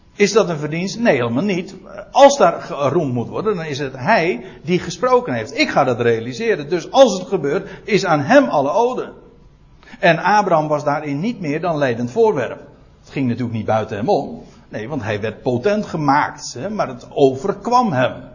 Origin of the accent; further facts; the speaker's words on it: Netherlands; ik ben een Nederlander